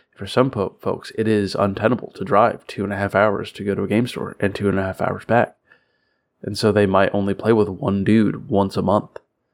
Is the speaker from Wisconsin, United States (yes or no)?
no; Florida, United States; now in Kentucky, United States; I'm from Florida, so like it's really just like Kentucky with gators.